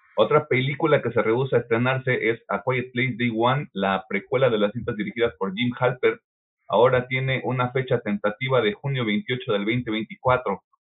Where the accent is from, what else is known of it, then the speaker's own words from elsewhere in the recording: Mexico; somos de México nosotros